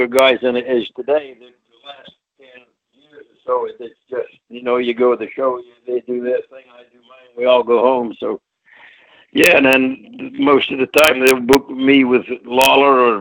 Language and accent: English; Kirriemuir, Scotland, United Kingdom; also born or lived in Australia; now in United States; I was born in a place called Kirriemuir, Scotland. I'm actually a Scotsman